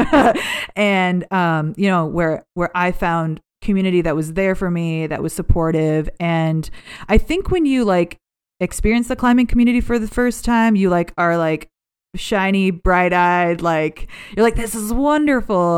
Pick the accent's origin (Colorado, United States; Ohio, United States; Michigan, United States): Ohio, United States; Cleveland; also born or lived in Cincinnati, Ohio; I grew up in Cleveland.